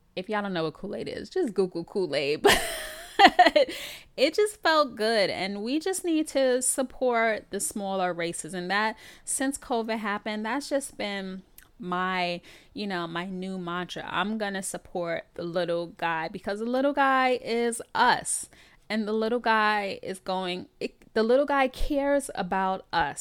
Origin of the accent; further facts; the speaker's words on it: New York City, New York, United States; I'm born and bred in the Bronx, New York